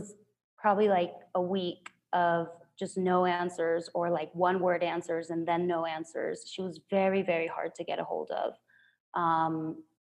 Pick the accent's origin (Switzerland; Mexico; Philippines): Mexico; Culiacán, Sinaloa; now in Mexico City, Mexico; my hometown, Culiacan